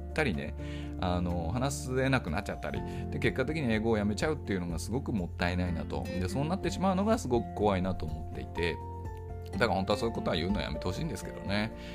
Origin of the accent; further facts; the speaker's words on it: Tokyo, Japan; first language Japanese; moved away as an adult; now in Kyoto, Japan; 僕ここ3年ぐらい京都に住んでるんですよねでも東京出身なので